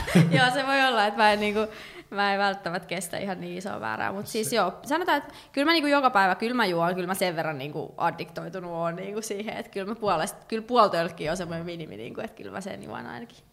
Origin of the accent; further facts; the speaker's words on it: Finland; also born or lived in Chicago, United States / Washington DC, United States; mä oon suomalainen